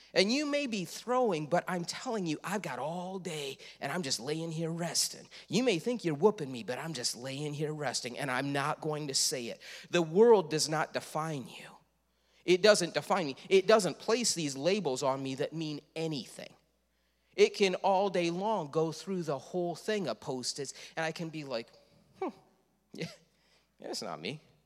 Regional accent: Leroy, United States; I am from Leroy

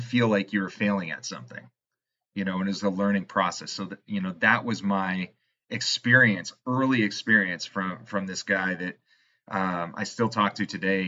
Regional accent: Canada; I'm Canadian

